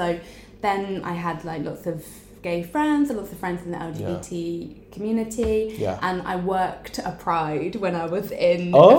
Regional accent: London, United Kingdom; also born or lived in Brighton; I grew up in London. So it's like not, you know, a village.

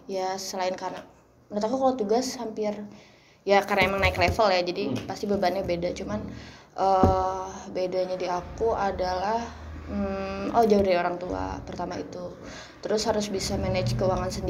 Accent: Bandung, West Java, Indonesia; aku dari Bandung ke Kediri aja itu beda banget

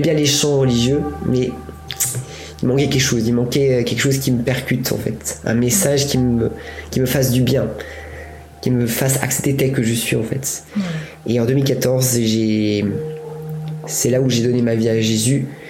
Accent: Buellas, Auvergne-Rhône-Alpes, France; moved away as an adult; also born or lived in England; now in Paris, France; J'habitais dans un village qui s'appelle Buélas, mon village natal, et qui est à côté de Bourg-en-Bresse, qui est à une heure de Lyon

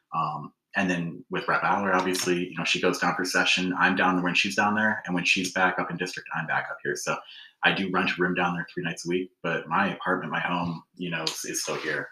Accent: Alpena, Michigan, United States; born and raised in Alpena

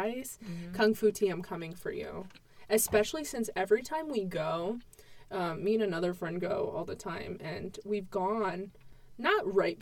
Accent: Connecticut, United States; I'm from Connecticut

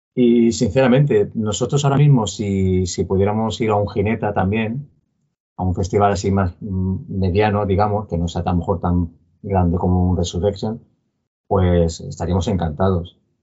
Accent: Palma, Balearic Islands, Spain; somos de Palma de Mallorca

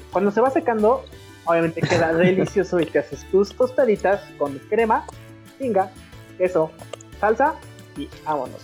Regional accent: Mexico; nosotros mismos como mexicanos

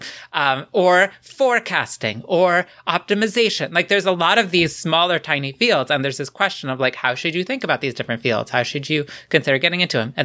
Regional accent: United States; an American Yankee

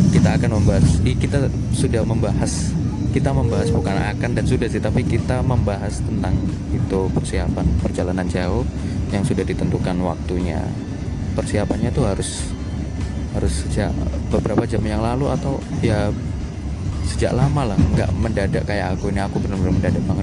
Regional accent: Malang, East Java, Indonesia; ya karena aku orang Malang ya jadi naik kereta dulu ke Jogjanya

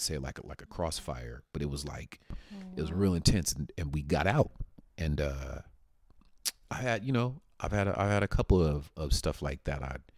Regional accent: Paradise Hills, United States; I grew up in Paradise Hills in Meadowbrook Apartments. I always talk about that. Grew up in Meadowbrook Apartments

